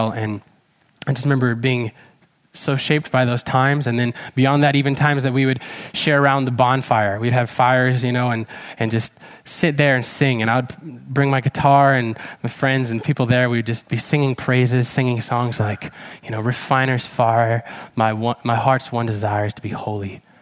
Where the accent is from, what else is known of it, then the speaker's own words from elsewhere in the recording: Czechia; some of you may know that I grew up in Czech Republic eh, as a missionary kid. My, my parents were missionaries in Czech. They're still there in Czech Republic, in fact.